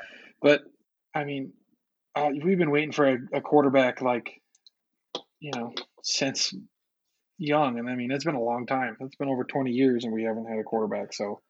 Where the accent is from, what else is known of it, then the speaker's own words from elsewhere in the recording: Southern California, United States; I'm from Southern California